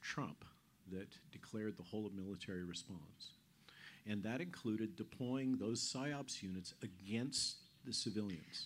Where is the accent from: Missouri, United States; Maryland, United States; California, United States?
California, United States; Goleta; moved away as an adult; also born or lived in Palo Alto; now in Virginia, United States; we're California natives, okay? I was born in Palo Alto in the old Stanford Hospital. She was born in uh, Van Nuys in the old UCLA hospital. Um, we grew up in Goleta